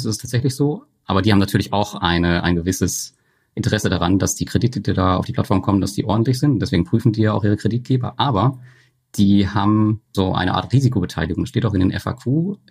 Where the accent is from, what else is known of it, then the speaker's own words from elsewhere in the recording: Germany; bei uns in Deutschland